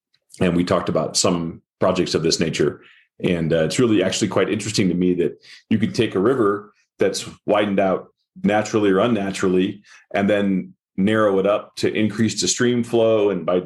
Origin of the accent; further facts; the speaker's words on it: Midwest, United States; moved away as an adult; also born or lived in Boulder; now in Colorado, United States; I grew up in the Midwest